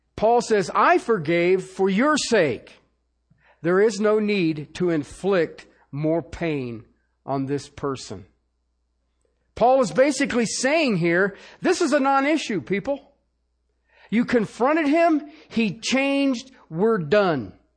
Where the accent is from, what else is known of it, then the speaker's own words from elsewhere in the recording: Ohio, United States; I grew up in Ohio